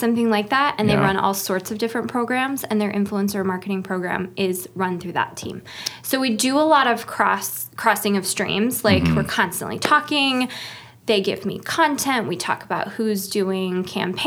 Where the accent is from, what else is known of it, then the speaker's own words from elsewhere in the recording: Upland, Indiana, United States; moved away as an adult; also born or lived in Idaho; now in South Bend, United States; I am from Mid-East Indiana, over by Ball State. If you know where Taylor University is, it's called Upland, Indiana.